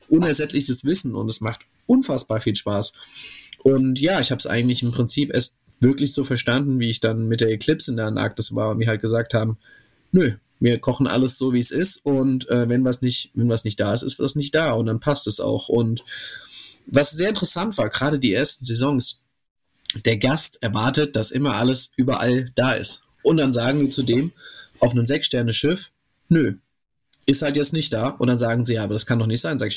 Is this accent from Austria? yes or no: no; Romania; ich komme eigentlich aus Rumänien und da haben wir das so gemacht